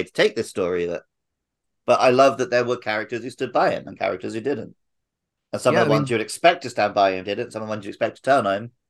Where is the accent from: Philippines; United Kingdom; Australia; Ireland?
United Kingdom; now in Japan; as a Brit